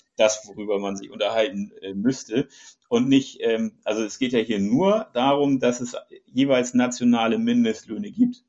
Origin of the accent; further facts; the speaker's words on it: Germany; wir als Deutsche